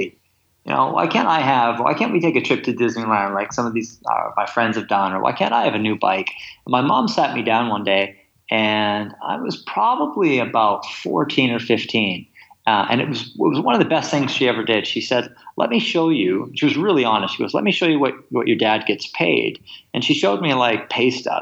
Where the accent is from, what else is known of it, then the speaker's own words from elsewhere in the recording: Kamloops, British Columbia, Canada; also born or lived in England; I was born in England and my family moved to Canada when I was three. And I grew up in an small interior city called Kamloops